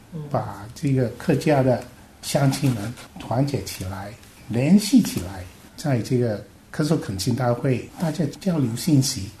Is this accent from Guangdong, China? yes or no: yes; Guangdong, China; now in Hong Kong; 小的时候就是爸爸妈妈提醒我们，我们家乡就是中国的广东，